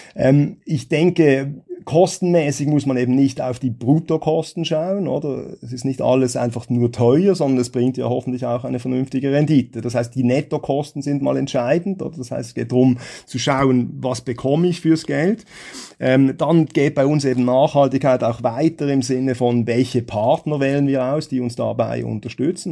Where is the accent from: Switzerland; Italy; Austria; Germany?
Switzerland; bei uns in der Schweiz